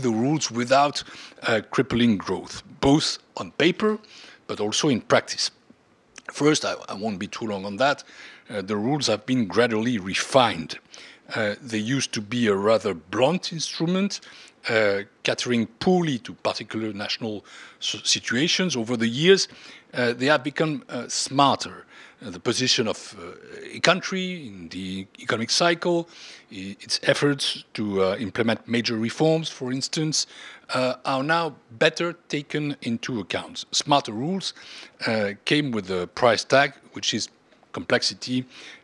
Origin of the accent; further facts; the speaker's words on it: France; my home country, France